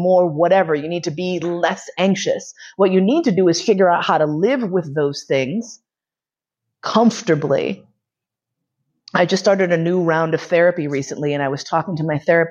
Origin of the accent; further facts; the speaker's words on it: New York City, New York, United States; now in Vienna, Austria; I grew up in Manhattan. I grew up in East Harlem